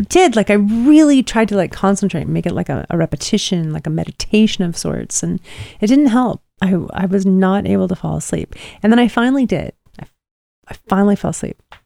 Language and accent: English; Pacific Northwest, United States; moved away; growing up in the Pacific Northwest